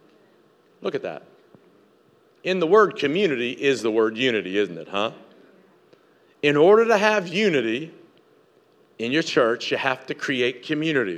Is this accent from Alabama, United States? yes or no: no; Tennessee, United States; moved away; I grew up in Tennessee.